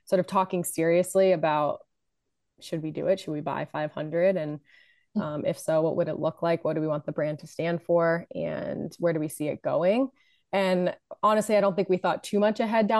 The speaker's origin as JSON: {"language": "English", "region": "New Jersey", "country": "United States", "tie": "born or raised there", "moved": "as an adult", "said": "I grew up in New Jersey"}